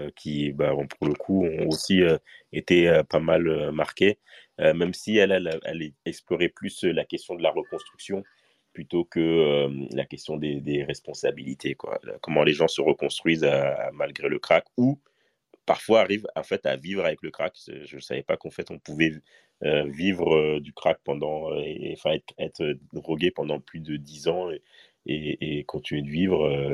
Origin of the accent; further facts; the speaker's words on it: Paris, Île-de-France, France; moi j'ai grandi à Paris et, spécifiquement à, Stalingrad